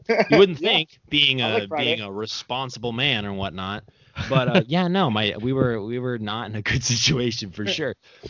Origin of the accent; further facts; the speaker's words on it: Bellflower, California, United States; born there; also born or lived in Colorado; See, I was born in Bellflower, California